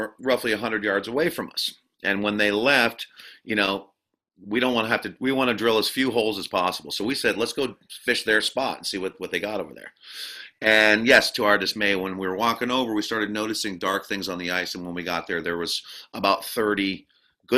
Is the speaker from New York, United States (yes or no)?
no; Barnard, Vermont, United States; also born or lived in Randolph, Vermont; I was born in Randolph, and I grew up in a town called Barnard, which is a little town kind of north of Woodstock, Vermont